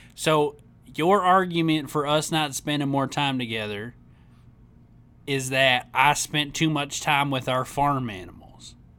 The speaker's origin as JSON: {"language": "English", "region": "Tennessee", "country": "United States", "tie": "born or raised there", "said": "I grew up in Tennessee."}